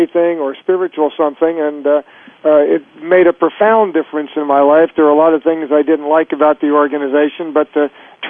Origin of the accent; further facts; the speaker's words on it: Florida, United States; also born or lived in Chicago, United States / New York, United States / California, United States / Connecticut, United States; now in Northern California, United States; I was born in Florida and moved to New York after the University of Chicago